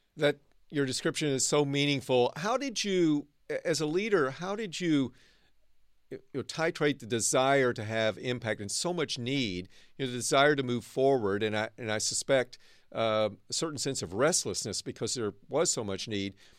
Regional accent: Arkansas, United States; also born or lived in East Coast (Johns Hopkins, Baltimore); now in Northern California, United States; I grew up in Arkansas. Now I live and work in the innovation heartland of Northern California

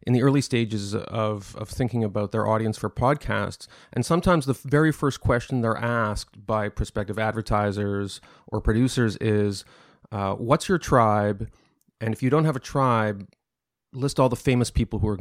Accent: Canada; As a Canadian

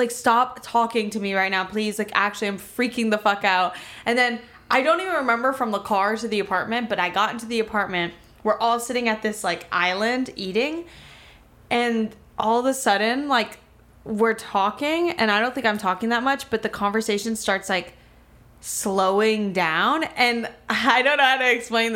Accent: Miami, Florida, United States; I'm from Miami

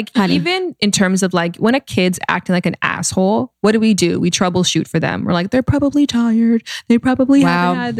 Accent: Canada; now in United States; I'm Canadian.

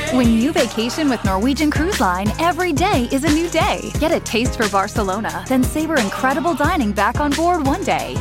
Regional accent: the mountains of western Virginia, United States; accent: rural; I'm from the western part of the state. You can probably tell that, that I might have a little bit of rural in me from my accent, but I grew up in the, in the mountains of Virginia

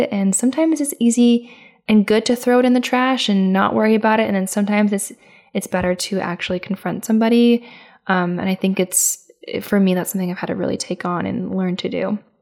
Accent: Midwest, United States; my hometown. I'm from the Midwest

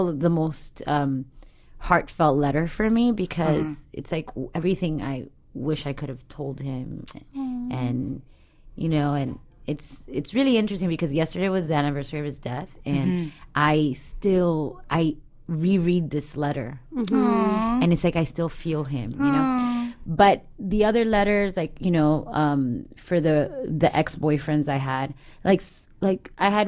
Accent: Miami, Florida, United States; moved away; I grew up in Miami

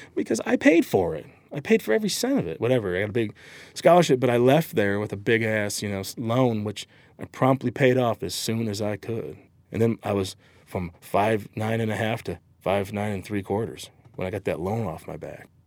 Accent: Michigan, United States; moved away as an adult; also born or lived in Southern California; I'm from Michigan.

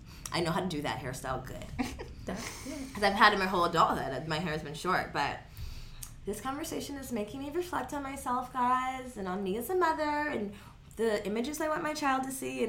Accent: the Valley, California, United States; growing up in the Valley, being like one of three black people

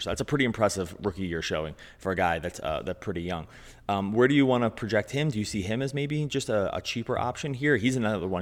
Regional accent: Philadelphia, Pennsylvania, United States; I grew up in Philadelphia

